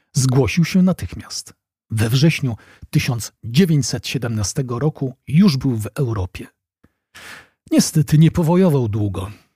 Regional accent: Poland; now in Wrocław, Poland; dla nas, Polaków

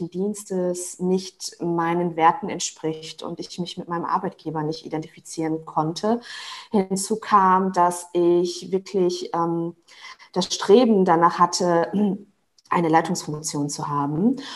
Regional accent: Dortmund, North Rhine-Westphalia, Germany; Äh, ich bin aber in Dortmund geboren und aufgewachsen und das beantwortet wahrscheinlich die Frage.

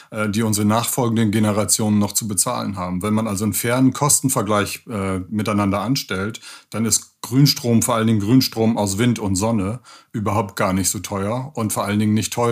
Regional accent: Lower Saxony, Germany; Und als Ostfriese habe ich nicht nur im Gegensatz zu vielen alpin sozialisierten Kolleginnen und Kollegen im Bundestag einen Bezug zum Hafen.

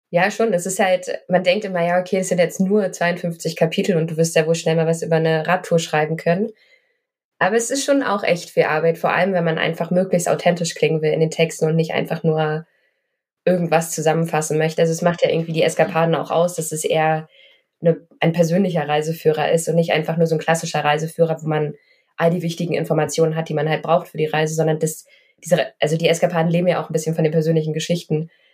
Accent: Berlin, Germany; ich bin in Berlin groß geworden, ich habe da 30 Jahre gewohnt.

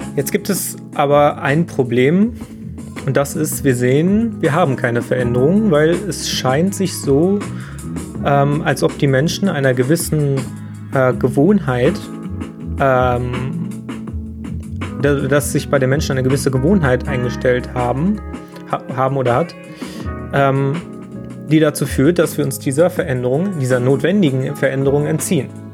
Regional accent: Germany; bei uns in Deutschland

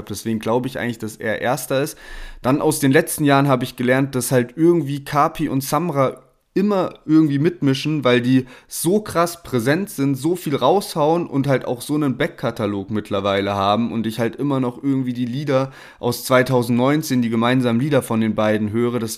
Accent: Heidelberg, Baden-Württemberg, Germany; wir kommen ja beide aus Heidelberg, Sherwin und ich

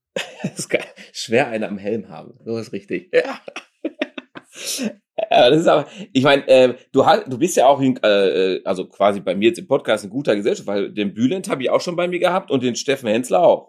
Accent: Dortmund, North Rhine-Westphalia, Germany; ich bin ja auch Dortmunder, echter Dortmunder

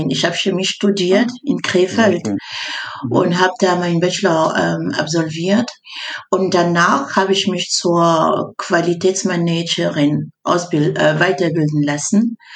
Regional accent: Cameroon; äh, ich komme aus Kamerun. Kommt ich komme aus Kamerun an da.

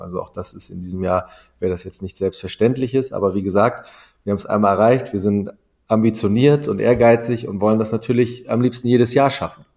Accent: Wedel, Schleswig-Holstein, Germany; ich bin ähm, in Wedel groß geworden, in Schleswig-Holstein, am Stadtrand von Hamburg.

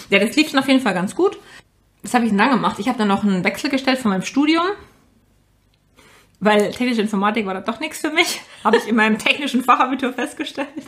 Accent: Ingolstadt, Bavaria, Germany; Ich meine, ich habe es in München gemacht, ich komme aus der Nähe von Ingolstadt, das war natürlich ein Heimspiel für mich.

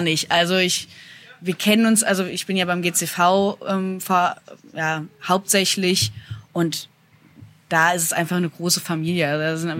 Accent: Mainz, Rhineland-Palatinate, Germany; ich lebe ja schon immer in Mainz

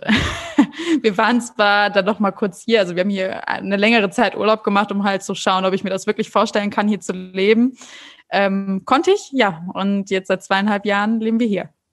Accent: North Rhine-Westphalia, Germany; moved away as an adult; now in São Paulo, Brazil; ich komme ja eigentlich ursprünglich aus NRW

